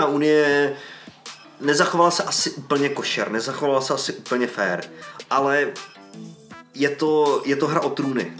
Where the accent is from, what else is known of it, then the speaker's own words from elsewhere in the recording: Czechia; now in United Kingdom; u nás v České republice